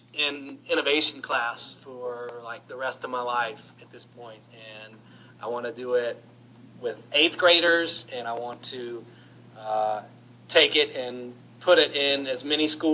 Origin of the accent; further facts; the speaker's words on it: Salem, Virginia, United States; I grew up in Salem, Virginia